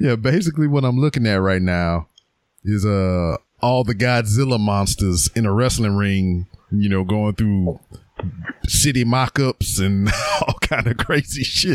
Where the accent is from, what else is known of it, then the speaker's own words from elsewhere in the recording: Lake Charles, Louisiana, United States; my hometown of Lake Charles, Louisiana